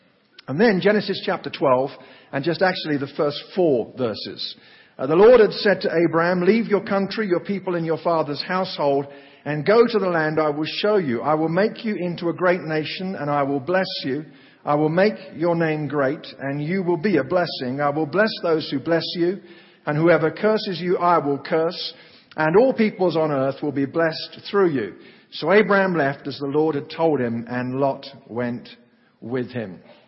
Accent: Oklahoma, United States; I'm from Oklahoma, and it's great to be home.

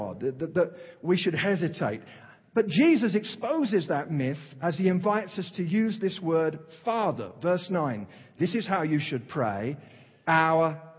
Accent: London, United Kingdom; accent: Cockney; moved away; I'm from East London, kind of Cockney

